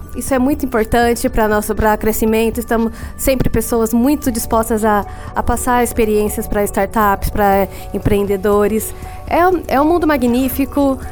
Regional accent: Brazil; nós somos brasileiros

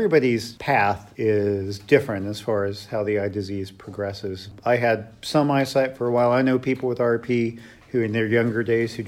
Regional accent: Dayton, Ohio, United States; I'm from Dayton, Ohio

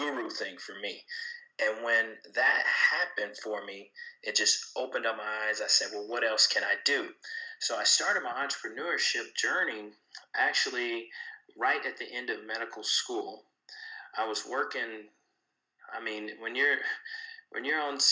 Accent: Kansas City, Missouri, United States; I'm originally from Kansas City, Missouri

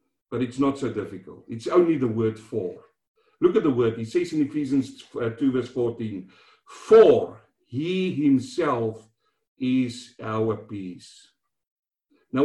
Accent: South Africa; now in Melbourne, Australia; growing up in South Africa, walking from school home

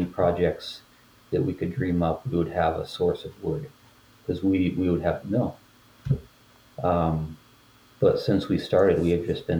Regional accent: Northwest Pennsylvania, United States; my wife and I grew up in Pennsylvania, Northwest Pennsylvania

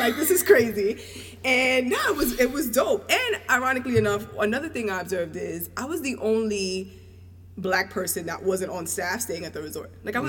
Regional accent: New York, United States; I'm from New York, but my family's from the Caribbean.

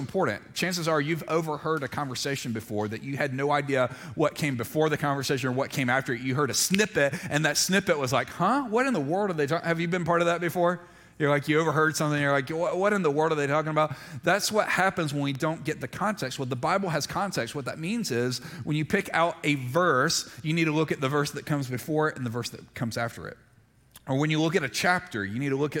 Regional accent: Mississippi, United States; moved away; also born or lived in Montgomery, Alabama; I grew up in Mississippi

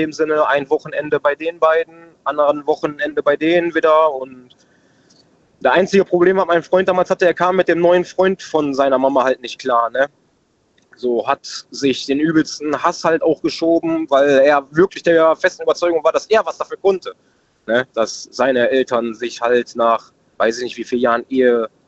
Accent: Oberhausen, North Rhine-Westphalia, Germany; Ich komme aus Oberhausen in NRW.

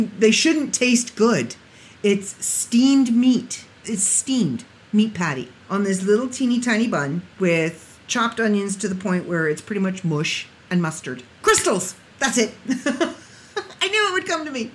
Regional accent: Canada; I'm from Canada

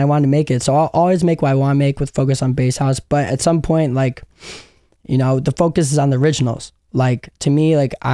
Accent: Chicago, Illinois, United States; I grew up in Chicago in the suburbs

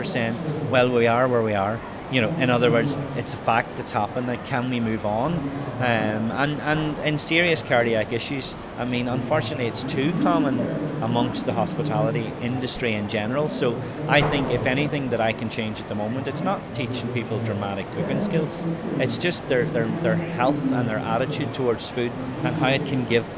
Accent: Ireland; typical Irish

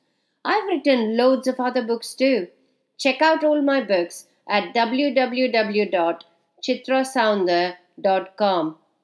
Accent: Chennai, Tamil Nadu, India; Even though I'm from Chennai

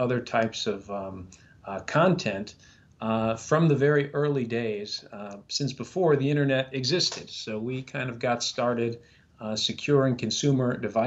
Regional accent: New York City, New York, United States; moved away as an adult; I'm originally from New York City. That's where I was sort of born and raised

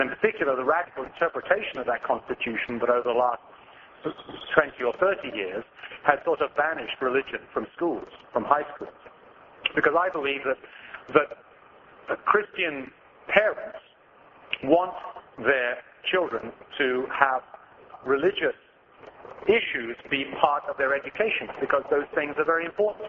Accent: England, United Kingdom; also born or lived in Australia; now in United States; I'm from England originally. I lived 3 years in Australia

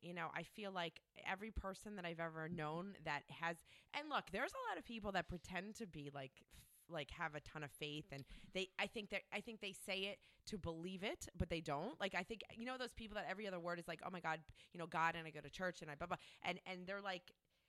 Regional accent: New Jersey, United States; growing up in Jersey, we grew up around a lot of mafiosos and mafia people.

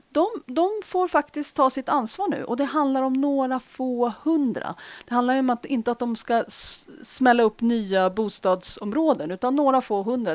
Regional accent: Uppsala, Uppsala County, Sweden; I Uppsala, bland annat, som i min hemstad

